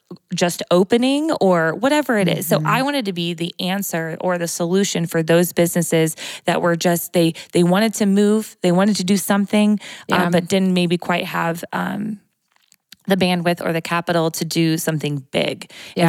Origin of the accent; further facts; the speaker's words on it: Morton, Illinois, United States; I'm a local girl. So I grew up here, born and raised in Morton